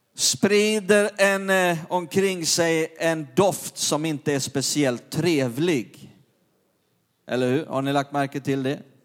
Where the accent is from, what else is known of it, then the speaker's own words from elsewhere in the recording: Perstorp, Skåne, Sweden; När jag var liten grabb nere i norra Skåne i Perstorp